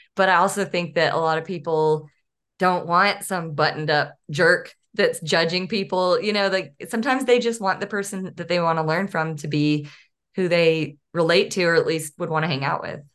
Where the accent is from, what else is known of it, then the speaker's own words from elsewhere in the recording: Northeast Texas, United States; also born or lived in San Diego; now in Arkansas, United States; I grew up in East Texas and really wanted to live closer to where my parents live. I should say Northeast Texas